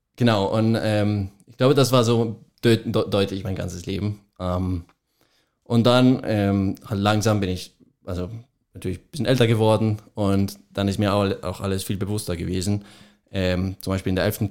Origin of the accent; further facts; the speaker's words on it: Colombia; German is a second language; moved away as an adult; now in Munich, Germany; Ich komme, ich komme aus Kolumbien, ähm, genau bin, also mein ganzes Leben habe ich auch in Kolumbien verbracht und habe auch dort mein Abitur geschrieben